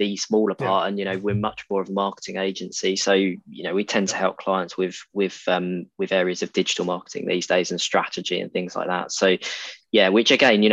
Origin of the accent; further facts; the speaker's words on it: Essex, East of England, United Kingdom; moved away as an adult; now in Exeter, United Kingdom; I grew up in Essex and went to university in Devon, so in Exeter, where I am now. And so I left Essex at the age of about 18, 19